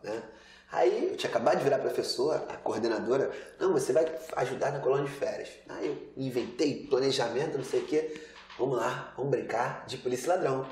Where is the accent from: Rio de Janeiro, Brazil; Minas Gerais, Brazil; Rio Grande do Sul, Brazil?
Rio de Janeiro, Brazil; eu nasci aqui no Rio de Janeiro